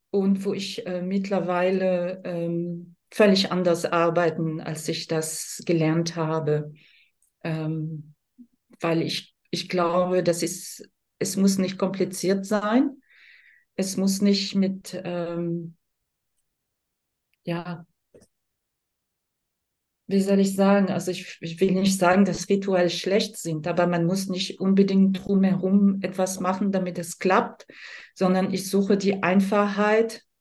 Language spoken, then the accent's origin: German; France; now in Germany; ich bin gebürtig aus Frankreich, lebe aber ziemlich lange, seit 89, also 34 Jahre in Deutschland.